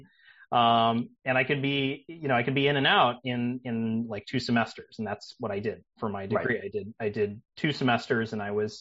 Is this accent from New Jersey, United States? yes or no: no; Wisconsin, United States; moved away as an adult; also born or lived in New York; I am from Wisconsin originally. I grew up in Wisconsin.